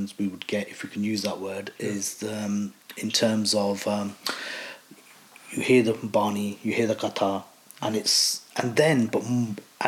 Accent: Leicester, East Midlands, United Kingdom; So I was born in Leicester. I've lived in Leicester majority of my life

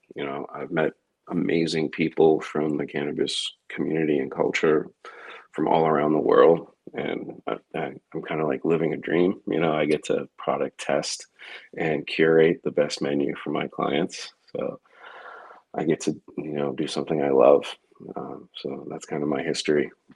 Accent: Massachusetts, United States; my home state

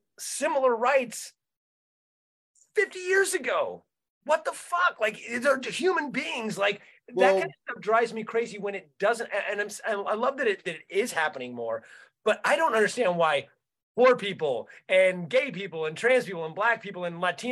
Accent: Santa Cruz, California, United States; I'm from Santa Cruz, so I grew up in hippie liberal Santa Cruz, in the 70s and 80s

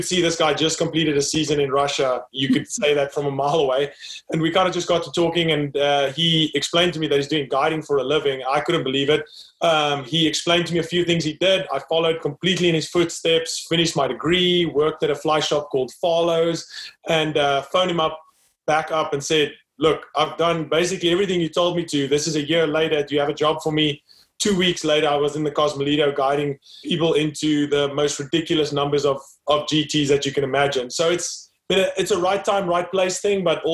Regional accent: South Africa; born and raised in South Africa, grew up there, studied there

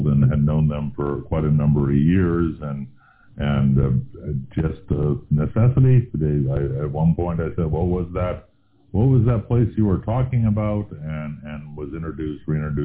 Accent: Silicon Valley, California, United States; I was born and raised in Silicon Valley

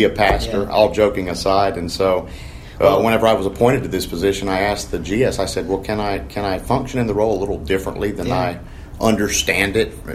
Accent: North Carolina, United States; I'm from North Carolina, grew up on the North Carolina district, raised in the Church of the Nazarene there

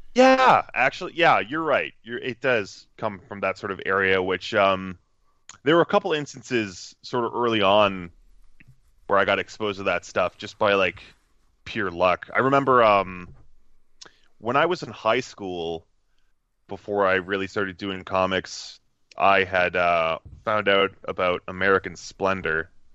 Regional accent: Cambridge, Ontario, Canada; I usually just say Toronto as a blanket statement because no one who knows anything about Canada is going to know where Cambridge, Ontario is

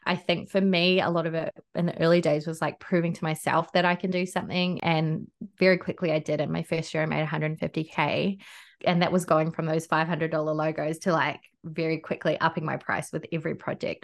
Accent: North Island, New Zealand; now in Gold Coast, Australia; I'm from the North Island

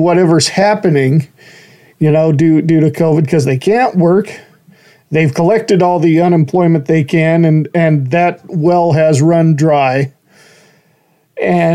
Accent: Horseshoe Bend, Idaho, United States; moved away as an adult; I grew up in Horseshoe Bend

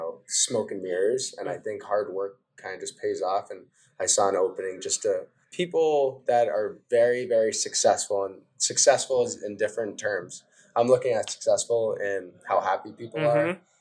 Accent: New England, United States; I support the Patriots, I support the Red Sox, Bruins. I grew up in New England.

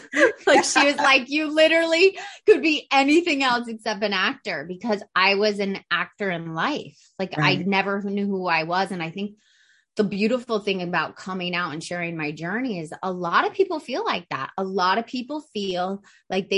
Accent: Atlanta, Georgia, United States; I grew up in Atlanta, Georgia, in a family of, you know, they're from New York, but they moved to Atlanta.

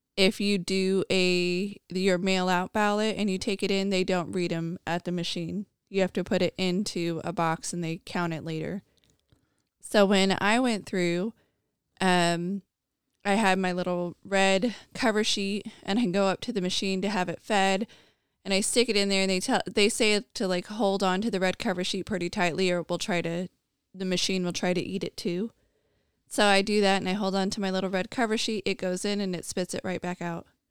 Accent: United States; I, as an American

